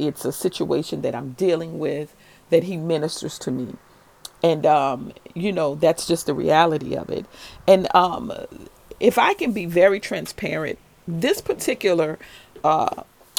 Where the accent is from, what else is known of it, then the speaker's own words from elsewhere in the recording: New Orleans, Louisiana, United States; when I was a little girl growing up in New Orleans in the 7th Ward